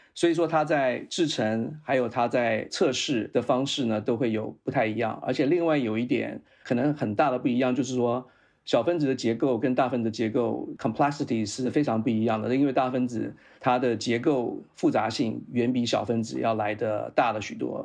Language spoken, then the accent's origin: Chinese; Taiwan; moved away as an adult; also born or lived in Utah, United States; 我是在台湾出生，然后在台湾受教育，在台湾当过两年兵， 然后呢，再到美国去念了研究所。那我在台湾的时候，我是念的是化学工程，是在淡江大学